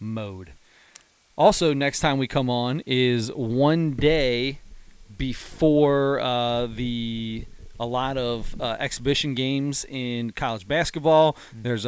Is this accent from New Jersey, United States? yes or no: no; Cincinnati, Ohio, United States; we're from Cincinnati